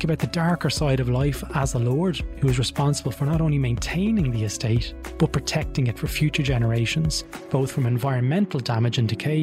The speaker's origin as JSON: {"language": "English", "town": "Drogheda", "region": "County Louth", "country": "Ireland", "tie": "born or raised there", "said": "I'm originally from Drogheda, where I grew up"}